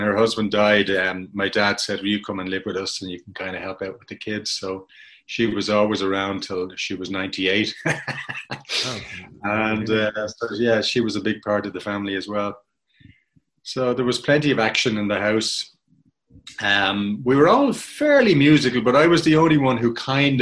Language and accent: English; Dublin, Leinster, Ireland; I grew up in Donnybrook in Dublin